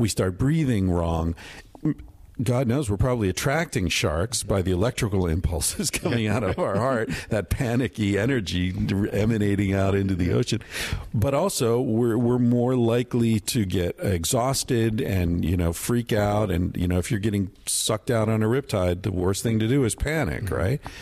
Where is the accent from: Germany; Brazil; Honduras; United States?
United States; Pennsylvania; I grew up in Pennsylvania